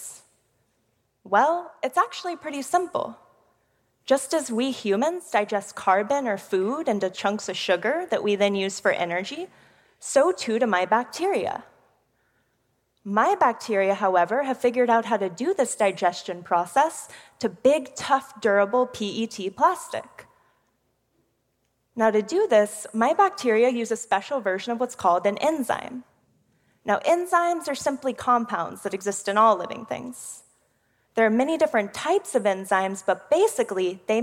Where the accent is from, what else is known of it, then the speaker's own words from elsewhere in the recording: Houston, Texas, United States; I'm from one of the most polluted cities in America, Houston, Texas. In my hometown